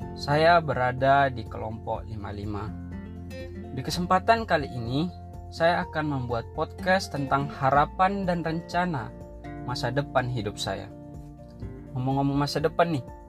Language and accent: Indonesian; Tarutung, North Sumatra, Indonesia; Saya berasal dari Tarutung